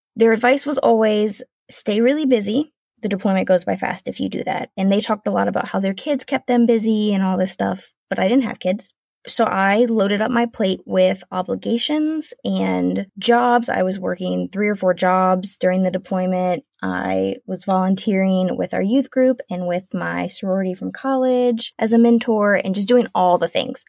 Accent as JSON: {"language": "English", "region": "South Carolina", "country": "United States", "moved": "as an adult", "lives_now": "Washington, United States", "said": "We are originally from South Carolina, so it was a huge move"}